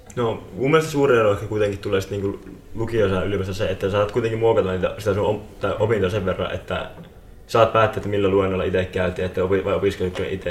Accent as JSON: {"language": "Finnish", "town": "Liminka", "region": "North Ostrobothnia", "country": "Finland", "said": "mä oon Limingasta, eli tästä ihan läheltä myöskin"}